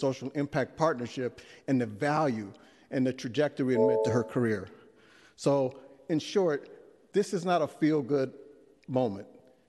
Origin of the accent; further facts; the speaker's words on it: San Francisco, California, United States; I am a native San Franciscan. I grew up in the Western Addition right on Oak and Divisadero, went to Lowell High School before going to Berkeley and Harvard.